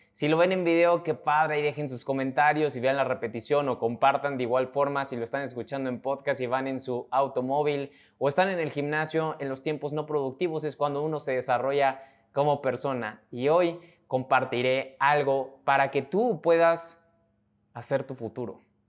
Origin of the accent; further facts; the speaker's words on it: Mexico; mexicano, emprendedor y empresario